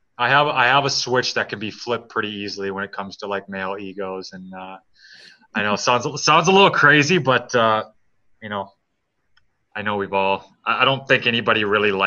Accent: Detroit, Michigan, United States; I'm from Detroit

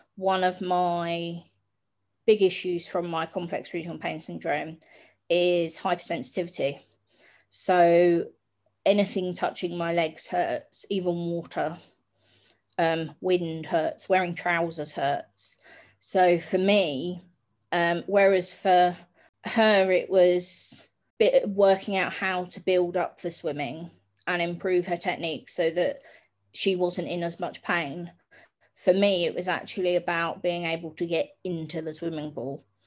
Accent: Hastings, South East England, United Kingdom; I grew up in Hastings down on the south coast.

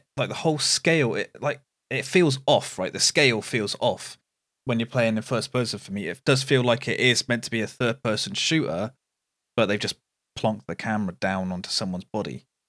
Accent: United Kingdom; being British

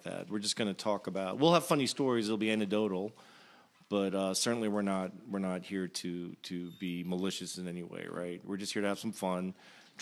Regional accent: Virginia, United States; I grew up in Virginia. I was the only child of immigrants

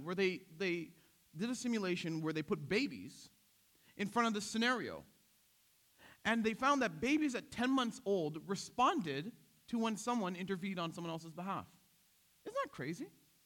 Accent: Toronto, Ontario, Canada; I grew up in Scarborough.

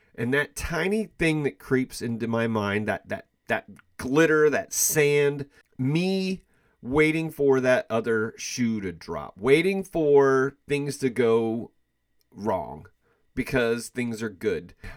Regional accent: Kansas City, United States; I am from the Kansas City area

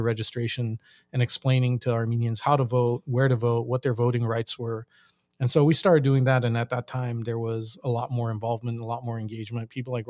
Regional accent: Boston, Massachusetts, United States; born there; So I was born in Boston, Massachusetts, because my parents, when they moved to the States in the late '60s, they were grad students in Boston

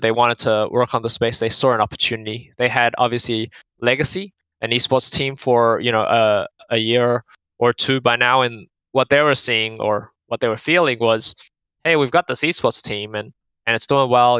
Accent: Auckland, New Zealand; now in Australia; I grew up in Auckland, New Zealand

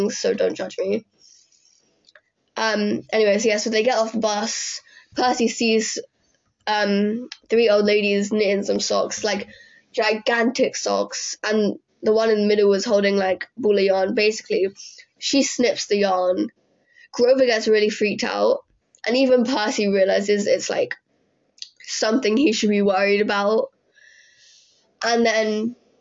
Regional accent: England, United Kingdom; I'm British

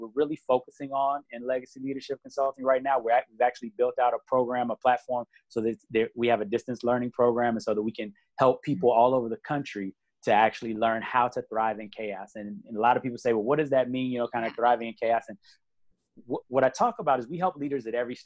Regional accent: Chicago, Illinois, United States; moved away; I'm from Chicago originally. I did a lot of work in Chicago helping with my church and with a lot of other things growing up

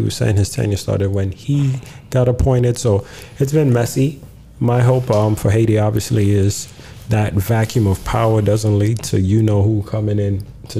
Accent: Ghana; So shout out to the Nigerian people that push on the culture. As a Ghanaian man, I'm happy for you people.

